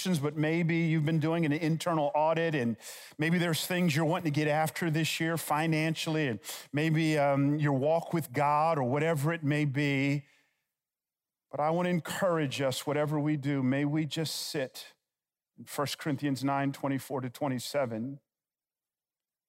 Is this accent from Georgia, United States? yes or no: yes; Atlanta, Georgia, United States; I grew up in a little town on the south side of Atlanta. Yeah, I'm from Georgia